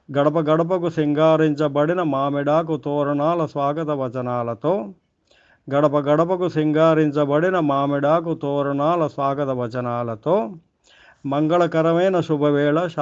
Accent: Jangaon, Telangana, India; మా ఊరు జనగామ

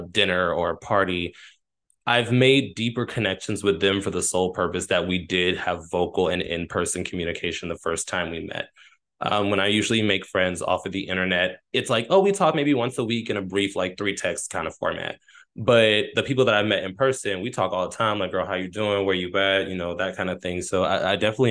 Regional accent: Texas, United States; moved away; I'm from Texas

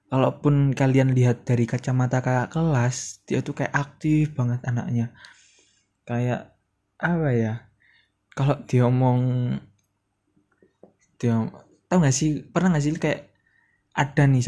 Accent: Surabaya, East Java, Indonesia; gue tuh sebenarnya orang ya anak-anak Surabaya gitu makanya sorry kalau ada bahasa-bahasa sedikit anak ke Surabayaan

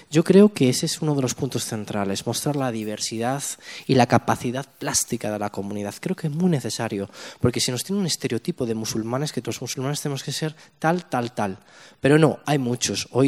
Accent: Spain; somos dos millones de musulmanes en España, de los cuales un millón de musulmanes eh, tenemos, somos españoles en el sentido pleno de la palabra.

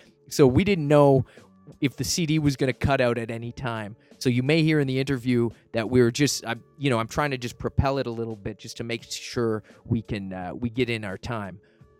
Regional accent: Dartmouth, Nova Scotia, Canada; So growing up in Dartmouth, Nova Scotia, born and raised, we met in Halifax probably mid-90s

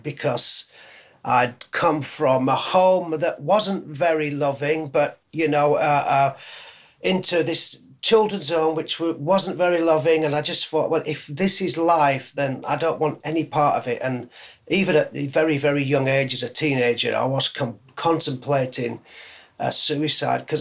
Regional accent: Leeds, Yorkshire and the Humber, United Kingdom; I'm a Yorkie, I'm a Yorkshireman

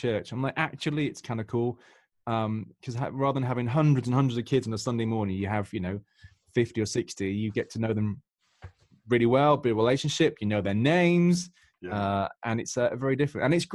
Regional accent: United Kingdom; I'm from the United Kingdom

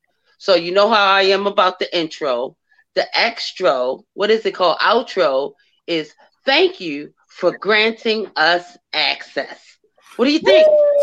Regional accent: Baltimore, Maryland, United States; you know I'm from Baltimore

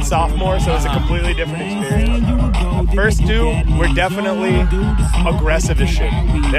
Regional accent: Cleveland, Ohio, United States; I'm from Cleveland, and my school is in Cleveland.

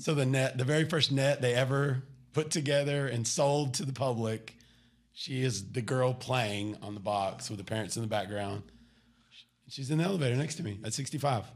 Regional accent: Garland, Texas, United States; moved away as an adult; also born or lived in Wylie, Texas / Oklahoma City, Oklahoma; born, born right here outside of Dallas, Garland, Texas, moved to Wiley, went to high school at Naaman

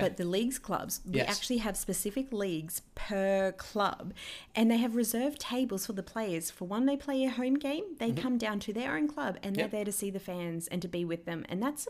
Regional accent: Canberra, Australian Capital Territory, Australia; So my earliest memory, growing up in Canberra, going for the Green Machine.

